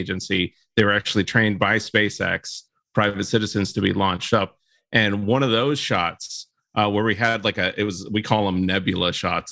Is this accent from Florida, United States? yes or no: yes; Florida, United States; growing up in Florida